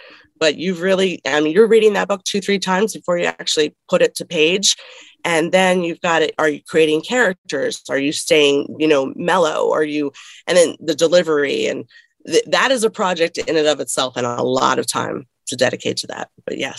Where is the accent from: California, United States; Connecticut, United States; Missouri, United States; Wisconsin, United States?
Connecticut, United States; Growing up, I grew up in Connecticut for a little bit.